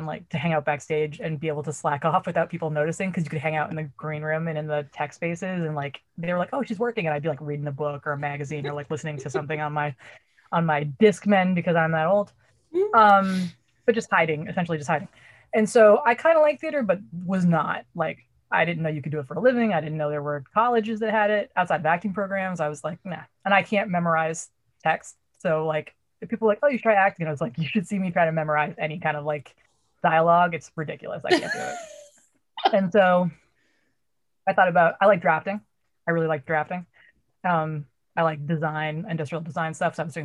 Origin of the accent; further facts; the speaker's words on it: Brookline, Massachusetts, United States; I grew up in Boston. I grew up in Brookline